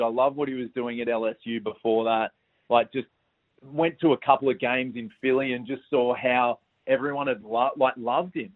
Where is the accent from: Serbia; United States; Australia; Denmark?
Australia; as Australian basketball fans